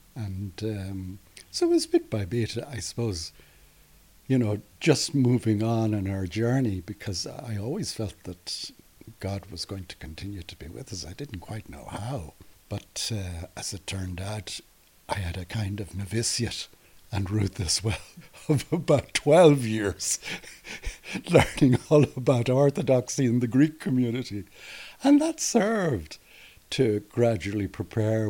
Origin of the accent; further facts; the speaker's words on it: Derry, Northern Ireland, United Kingdom; I grew up in Derry